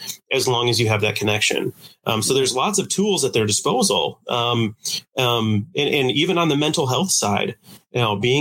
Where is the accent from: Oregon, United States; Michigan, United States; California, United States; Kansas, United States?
Michigan, United States; Coldwater; also born or lived in Marquette, Michigan / East Lansing, Michigan; I've born and raised here. I grew up in Coldwater, went to school in Marquette and East Lansing